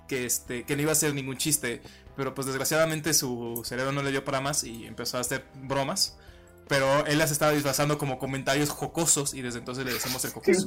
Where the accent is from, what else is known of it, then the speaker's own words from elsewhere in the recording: Mexico; yo soy mexicano